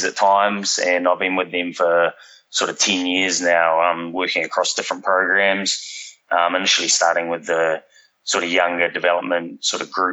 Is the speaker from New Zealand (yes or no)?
yes; New Zealand; moved away as an adult; now in Sydney, Australia; So I'm from New Zealand originally. I've been in Australia for sort of 14 years now